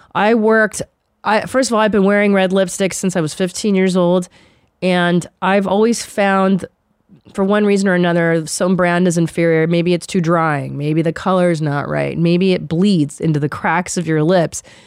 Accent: Los Angeles, California, United States; born or raised there

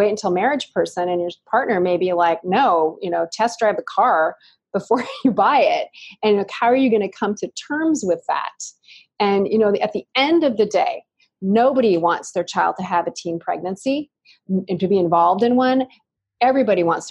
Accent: Ashland, Oregon, United States; I was born and raised in Ashland, Oregon, which is a mecca of hippies

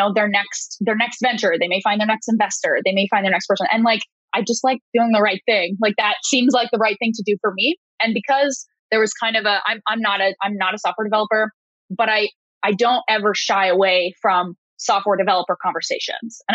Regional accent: Canada; I'm a Canadian

